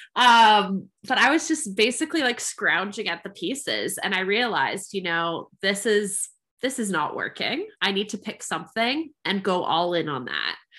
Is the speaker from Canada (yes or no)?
yes; Canada; I am a Canadian creative entrepreneur.